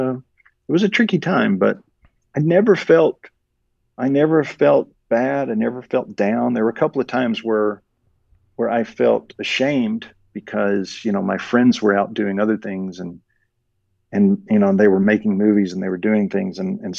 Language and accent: English; the South, United States; I grew up in the South, and this is very much like the South in that, you know, we live on well water.